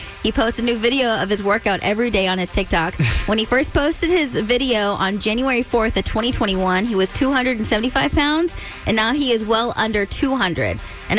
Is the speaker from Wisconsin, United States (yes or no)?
no; Stockton, California, United States; I'm from Stockton, California. It's a very small town